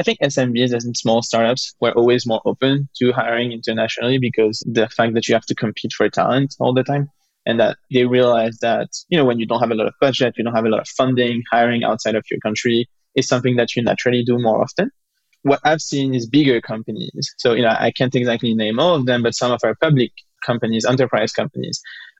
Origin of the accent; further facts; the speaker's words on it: France; we're both from France